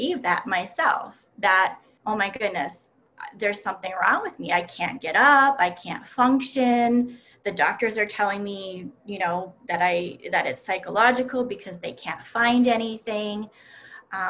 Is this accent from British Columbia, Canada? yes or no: no; Timmins, Ontario, Canada; moved away as an adult; now in Rochester, United States; I grew up in a very cold climate up in Timmins, Ontario